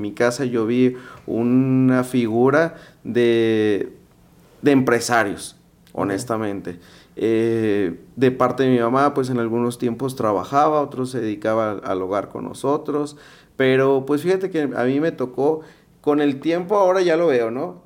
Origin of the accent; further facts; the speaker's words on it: Guadalajara, Jalisco, Mexico; yo vengo de Guadalajara